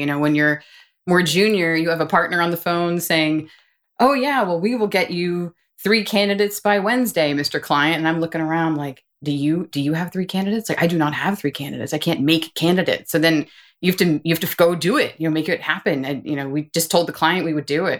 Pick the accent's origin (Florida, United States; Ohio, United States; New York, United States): New York, United States; moved away as an adult; also born or lived in Boston / Washington, D.C.; now in Austin, United States; I'm from New York and wanted to work in New York